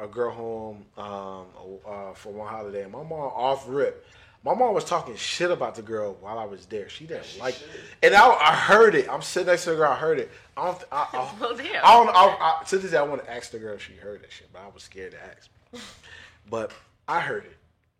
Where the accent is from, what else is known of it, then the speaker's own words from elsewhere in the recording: United States; also born or lived in Jamaica (ancestry); I'm American. I'm half Jamaican